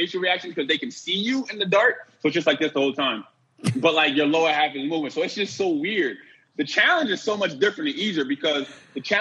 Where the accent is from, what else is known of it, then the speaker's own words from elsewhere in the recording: Bridgeport, Connecticut, United States; moved away; my hometown in Bridgeport